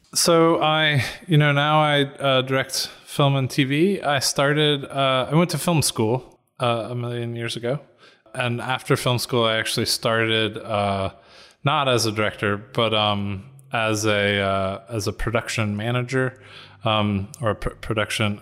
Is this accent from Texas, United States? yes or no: no; Atlanta, Georgia, United States; moved away as an adult; also born or lived in North Carolina / New York; I'm from Atlanta uh, which is where I am now